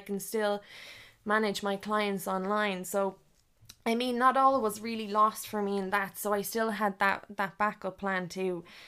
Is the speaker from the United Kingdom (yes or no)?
no; Leixlip, County Kildare, Ireland; our, uh, local area where we grew up in League Slip.